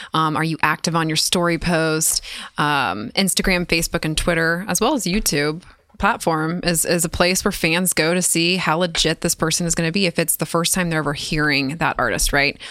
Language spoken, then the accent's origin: English; California, United States; moved away as an adult; now in Nashville, United States; I'm originally from California, based here in Nashville now for the last six years